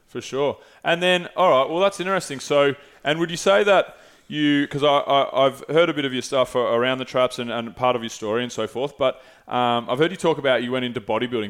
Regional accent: Mornington Peninsula, Victoria, Australia; I grew up on the Moines Peninsula

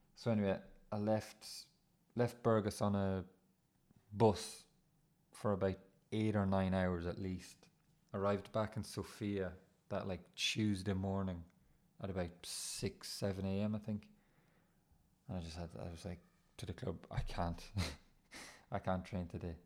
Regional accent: Ireland; you start to feel proud about being Irish

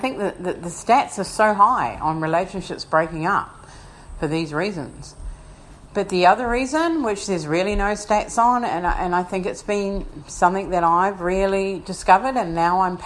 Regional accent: Wellington, New Zealand; moved away as an adult; now in Brisbane, Australia; I was born in Wellington, New Zealand

